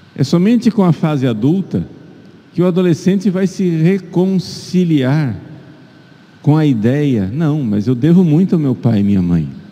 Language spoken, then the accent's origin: Portuguese; Brazil